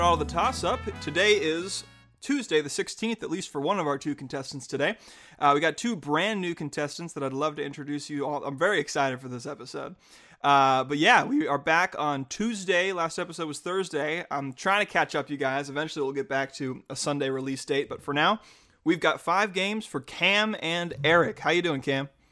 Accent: Utah, United States; now in Oregon, United States; I grew up in Utah.

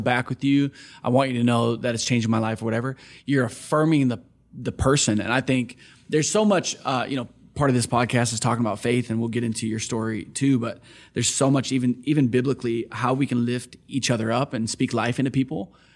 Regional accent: Onalaska, Wisconsin, United States; also born or lived in Kenosha, Wisconsin; I grew up in Wisconsin

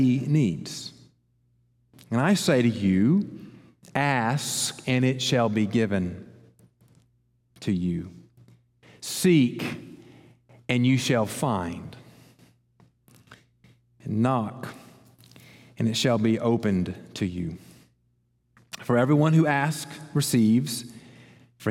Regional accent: Columbus, United States; I grew up in Columbus

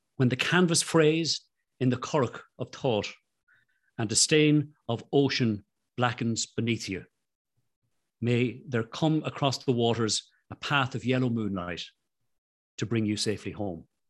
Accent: Ireland; I'm Irish

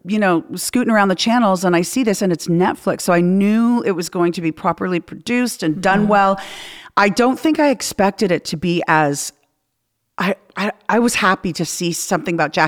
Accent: Canada; I'm Canadian

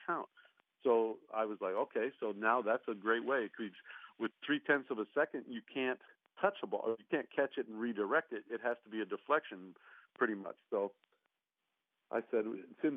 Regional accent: Toronto, Ontario, Canada; moved away as an adult; also born or lived in Portland / Phoenix / Charlotte; it's where I was from

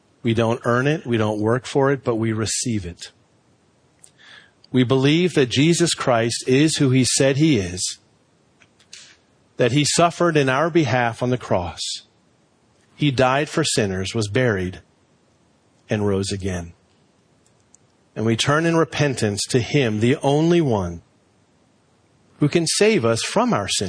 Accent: Reston, Virginia, United States; Growing up in Reston Bible Church, when we finally built our building, I was like 14 years old

